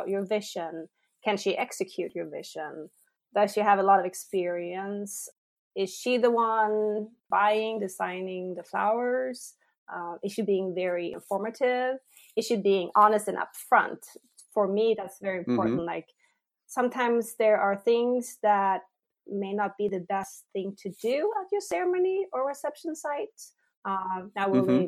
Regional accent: Sweden; also born or lived in San Francisco; now in United States; I'm originally from Sweden, and I came here and I lived in San Francisco.

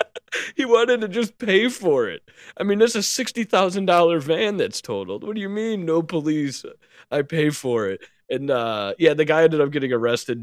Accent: New York City, New York, United States; moved away; I was from New York City

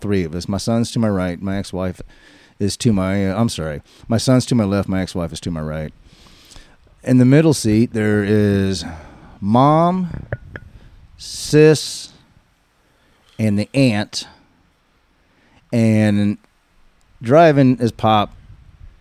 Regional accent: Cleveland, Texas, United States; I'm from Cleveland, Texas

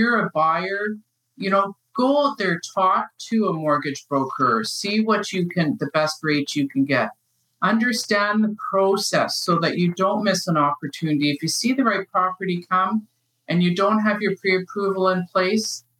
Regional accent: Winnipeg, Manitoba, Canada; I grew up in Winnipeg

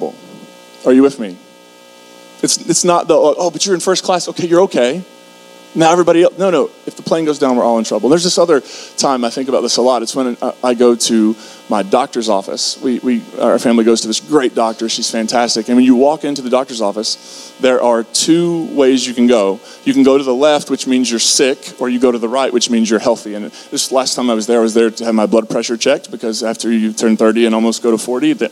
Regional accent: Kentucky, United States; I grew up in Kentucky

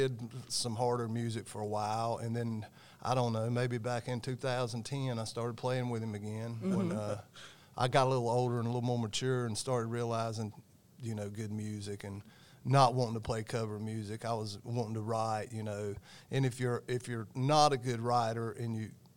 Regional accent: Gastonia, North Carolina, United States; also born or lived in Cramerton, North Carolina; I was born in Gastonia, but I lived in Cramerton

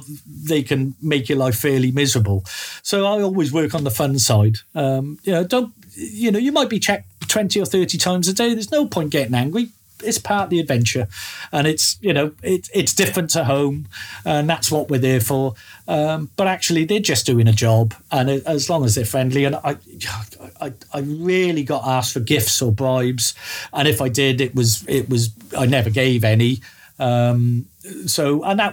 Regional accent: Wales, United Kingdom; I come from Wales, and everything we have from the government is bilingual.

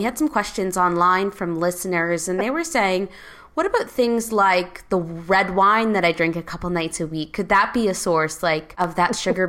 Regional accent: Teeswater, Ontario, Canada; I'm from Teeswater, but I used to work at the Wingham Gym there.

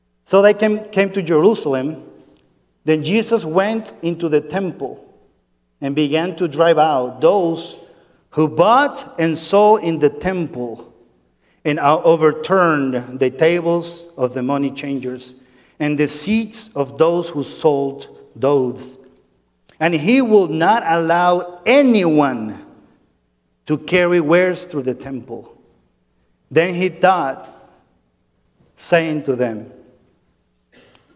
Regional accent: San Cristóbal, Táchira, Venezuela; now in United States; that's my hometown. That's about an hour and a half from the border to Colombia

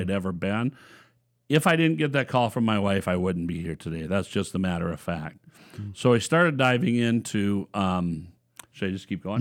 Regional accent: Watkins, Minnesota, United States; born and raised in Watkins, Minnesota

